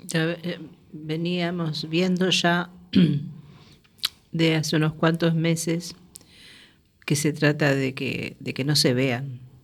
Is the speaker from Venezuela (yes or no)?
no; Uruguay; yo soy uruguaya